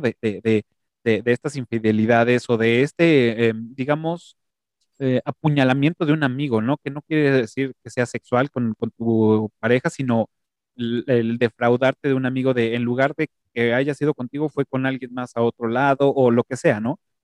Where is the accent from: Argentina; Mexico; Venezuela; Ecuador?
Mexico; nuestra forma de hablar como mexicanos o chilangos